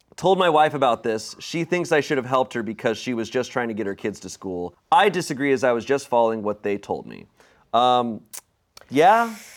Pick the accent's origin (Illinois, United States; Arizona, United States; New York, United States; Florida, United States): Arizona, United States; also born or lived in Virginia; now in Los Angeles, United States; growing up in Arizona